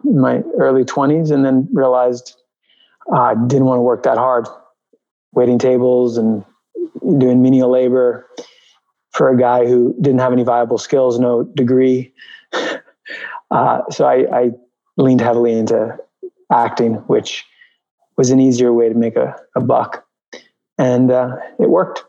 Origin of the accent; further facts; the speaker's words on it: New York, United States; also born or lived in Albuquerque, New Mexico; I grew up in New York. I grew up on the Upper West Side. I was born in Albuquerque, New Mexico